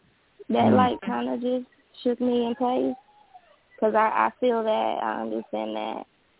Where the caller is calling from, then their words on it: North Carolina, United States; I am calling from North Carolina.